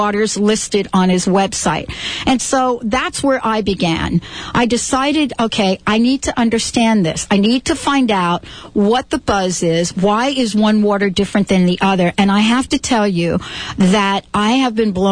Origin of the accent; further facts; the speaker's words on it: New York City, New York, United States; I'm a girl from the Bronx. I grew up in the Bronx